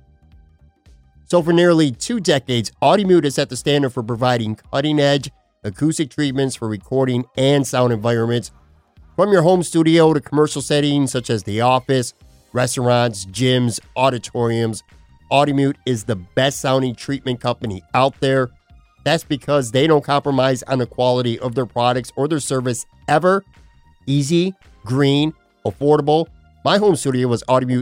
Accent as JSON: {"language": "English", "town": "Buffalo", "region": "New York", "country": "United States", "tie": "born or raised there", "moved": "as an adult", "lives_now": "Florida, United States", "said": "I grew up, born and raised in Buffalo, and now I've lived in Florida for the last few years."}